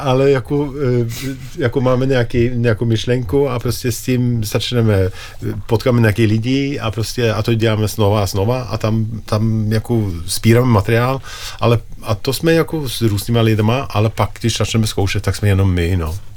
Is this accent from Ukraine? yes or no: no; Norway; Czech is a second language; moved away; jsem z Norska